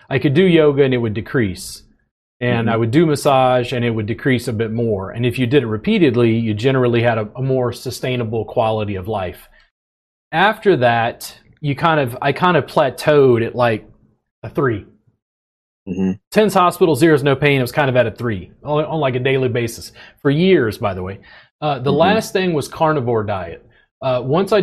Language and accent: English; Baker, Louisiana, United States; moved away as an adult; also born or lived in Pennsylvania; now in Austin, United States; I grew up just outside of Baton Rouge, Louisiana, in a little town called Baker.